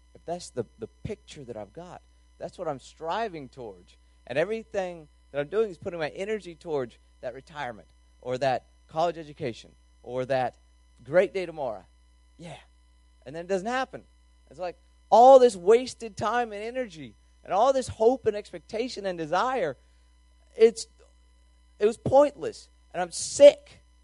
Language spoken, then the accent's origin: English; North Carolina, United States; I'm from North Carolina